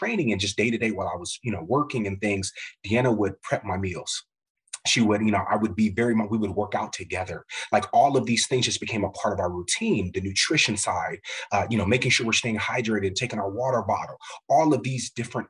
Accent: Midwest, United States; growing up in the Midwest, but my family's from the South, Como, Mississippi, Memphis area

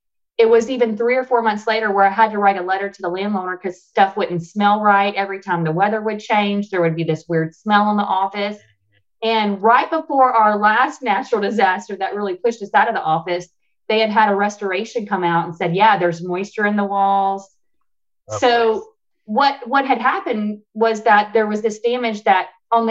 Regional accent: Alexandria, Louisiana, United States; moved away; I moved back to my hometown of Alexandria, Louisiana in 2019

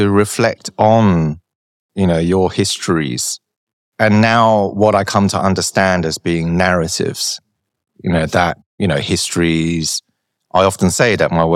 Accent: London, United Kingdom; growing up in London

